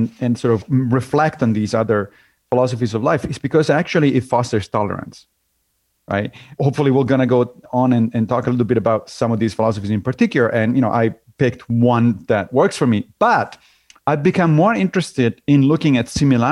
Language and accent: English; Rome, Lazio, Italy; moved away as an adult; now in New York, United States; I grew up in Rome.